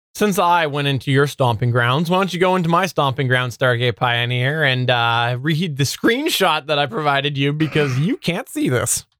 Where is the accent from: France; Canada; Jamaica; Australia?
Canada; I'm Canadian